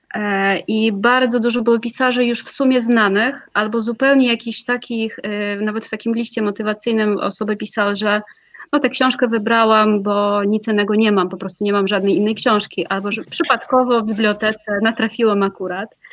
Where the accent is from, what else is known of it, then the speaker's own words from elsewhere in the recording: Moscow, Russia; Polish is a second language; moved away as an adult; ja pochodzę z Moskwy, e, tam się urodziłam.